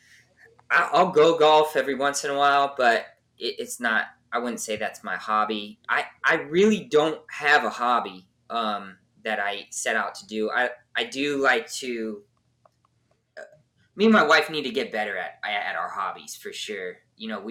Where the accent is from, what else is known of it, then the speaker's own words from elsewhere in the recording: just south of LA, California, United States; moved away as an adult; also born or lived in San Diego; now in Nashville area, Tennessee, United States; I grew up just south